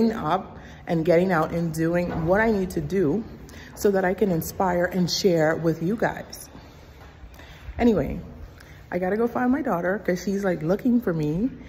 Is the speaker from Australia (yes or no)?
no; Bahamas; now in United States; I am from the Bahamas and I am in America